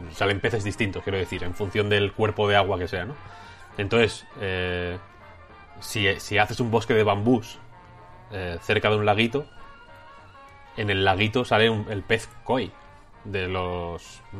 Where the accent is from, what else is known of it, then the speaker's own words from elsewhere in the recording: León, Castile and León, Spain; now in Madrid, Spain; yo soy de León, ¿eh?